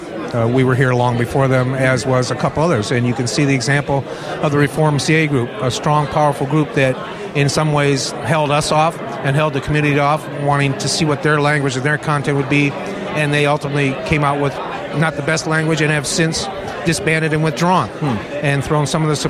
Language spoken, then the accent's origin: English; San Jose, California, United States; San Jose, my hometown